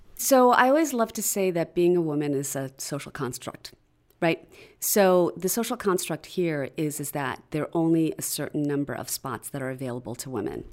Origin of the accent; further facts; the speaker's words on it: outside of Chicago, Illinois, United States; moved away as an adult; also born or lived in Philadelphia; I grew up outside of Chicago